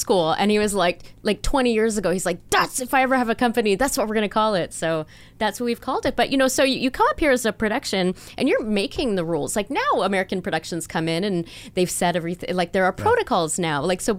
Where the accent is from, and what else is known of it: Canada